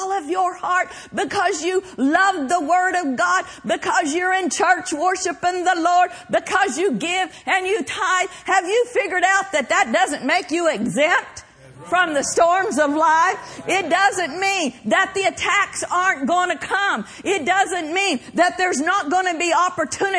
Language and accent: English; Oklahoma, United States; I grew up in Oklahoma, and that where we lived was considered Tornado Alley